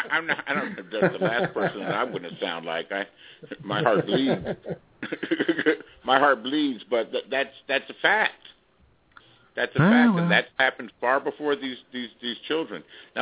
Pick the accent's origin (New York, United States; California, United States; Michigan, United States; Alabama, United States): California, United States; Los Angeles; I'm from Los Angeles. I'm from Southern California.